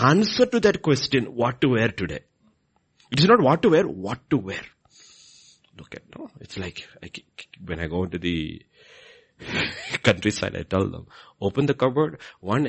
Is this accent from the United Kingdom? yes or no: no; Kerala, India; I grew up in Kerala